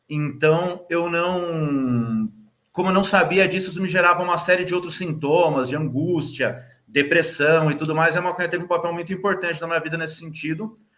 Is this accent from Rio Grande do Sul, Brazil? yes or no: no; São Paulo, Brazil; eu nasci ali no Santa Catarina e aí morei em Interlagos, depois no Capão Redondo pelo resto da vida